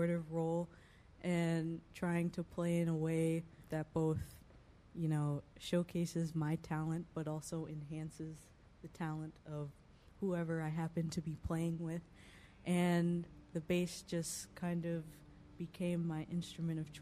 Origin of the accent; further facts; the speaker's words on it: Central Ohio, United States; I grew up in Central Ohio